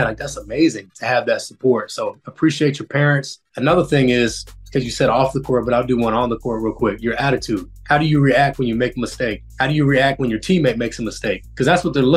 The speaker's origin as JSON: {"language": "English", "town": "Federal Way", "region": "Washington", "country": "United States", "tie": "born or raised there", "also_born_or_lived": "Seattle", "said": "I grew up in Federal Way, Washington"}